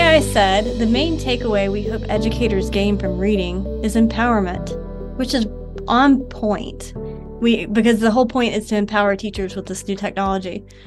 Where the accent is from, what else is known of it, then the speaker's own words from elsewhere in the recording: Savannah, Georgia, United States; moved away as an adult; I'm from Savannah, Georgia. And I grew up there up until, uh, two thousand sixteen.